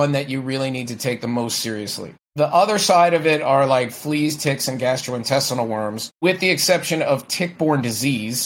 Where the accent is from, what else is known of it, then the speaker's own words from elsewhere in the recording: Florida, United States; now in San Francisco Bay Area, United States; I grew up in Florida